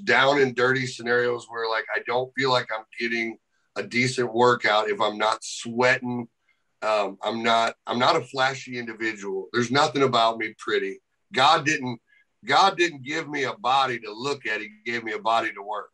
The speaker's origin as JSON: {"language": "English", "town": "St. Louis", "region": "Missouri", "country": "United States", "tie": "born or raised there", "said": "I was able to walk into St. Louis, my hometown"}